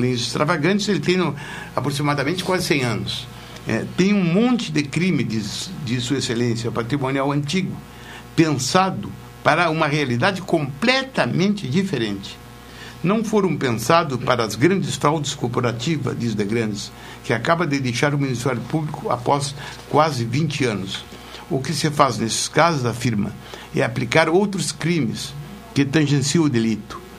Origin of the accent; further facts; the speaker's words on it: Jaguarão, Rio Grande do Sul, Brazil; also born or lived in Porto Alegre; eu cansei de ver jogo quando era guri lá em Jaguarão